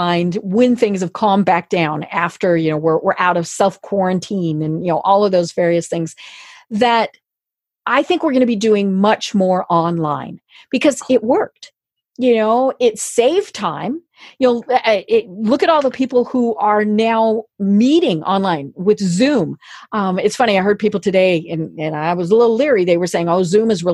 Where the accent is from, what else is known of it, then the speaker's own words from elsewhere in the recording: Colorado, United States; I'm from Colorado